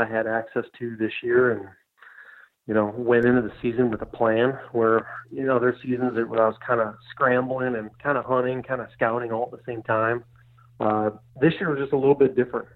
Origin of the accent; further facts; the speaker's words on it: Michigan, United States; moved away as an adult; now in Iowa, United States; I grew up in Michigan